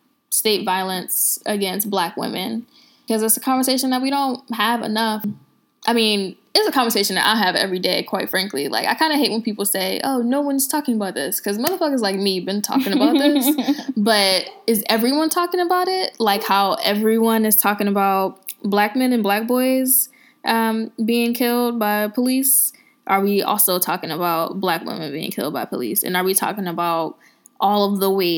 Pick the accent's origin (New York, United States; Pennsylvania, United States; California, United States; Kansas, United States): Pennsylvania, United States; Philadelphia; now in Washington, D.C., United States; girl from Philly